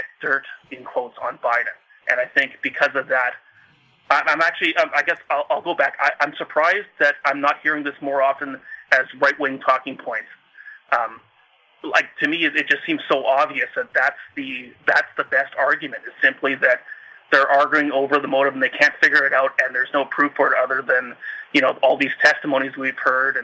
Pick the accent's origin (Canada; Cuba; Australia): Canada; I'm Canadian